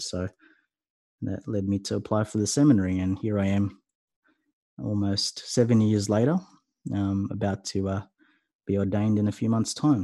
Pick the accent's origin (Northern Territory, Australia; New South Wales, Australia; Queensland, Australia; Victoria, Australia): New South Wales, Australia; Sydney; I'm from Sydney